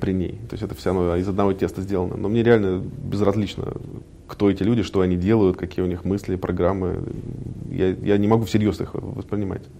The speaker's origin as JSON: {"language": "Russian", "region": "Moscow", "country": "Russia", "tie": "born or raised there", "also_born_or_lived": "United States", "said": "Родился в Москве"}